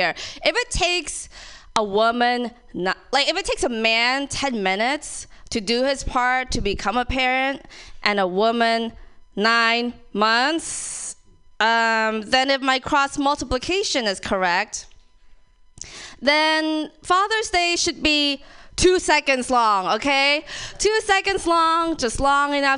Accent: Thailand; now in San Francisco, United States; I'm Thai, born and raised

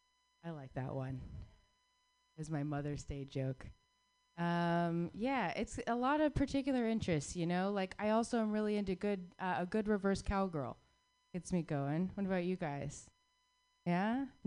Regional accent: Southwest, United States; growing up in the Southwest gave me a very particular set of interests, you know?

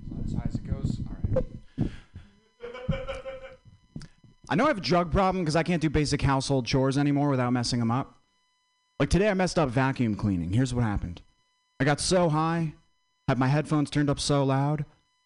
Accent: Vermont, United States; I'm from Vermont

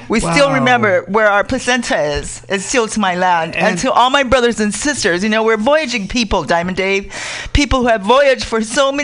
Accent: Tonga; moved away; also born or lived in Utah, United States; even in when I was growing up in Tonga, and also when I was growing up in Utah, when we came as immigrants through the Mormon Church to Utah.

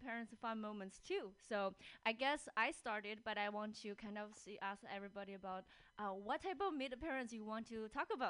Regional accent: China; moved away as an adult; now in Seattle, United States; I live in Seattle and I was born and raised in China. I came here when I was 21

